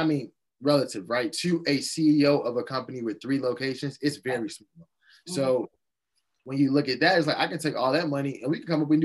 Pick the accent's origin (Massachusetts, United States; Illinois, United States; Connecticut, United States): Illinois, United States; Chicago; I went to a public school in the South Side of Chicago